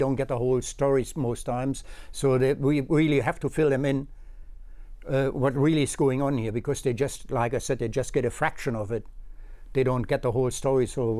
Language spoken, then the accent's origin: English; Hanover, Lower Saxony, Germany; moved away; And my hometown, Hanover